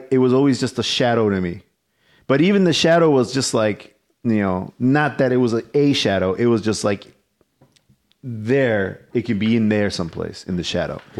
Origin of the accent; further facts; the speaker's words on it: Chicago, Illinois, United States; I grew up in Little Village, so yeah. like all that shit's still here.